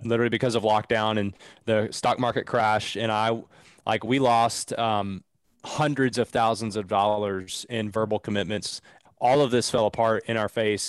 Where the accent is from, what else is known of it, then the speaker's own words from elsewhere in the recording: Southeastern Kentucky, United States; I'm from Southeastern Kentucky, man, like, grew up really redneck